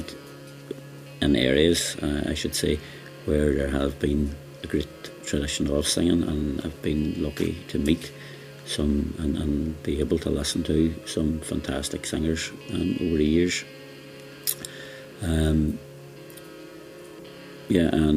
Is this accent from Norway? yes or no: no; Derry, Northern Ireland, United Kingdom; moved away; also born or lived in England; The part of the country I'm from, I'm from Derry